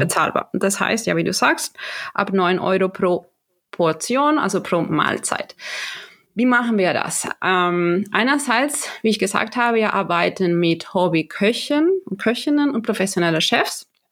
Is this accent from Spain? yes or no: yes; Galicia, Spain; German is a second language; now in Germany; ich komme aus Galicia, das ist im mhm. Nordwesten